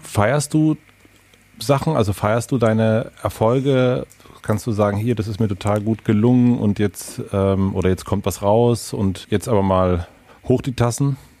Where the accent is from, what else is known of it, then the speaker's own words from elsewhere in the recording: southern Brandenburg, Germany; ich bin in Süden Brandenburgs aufgewachsen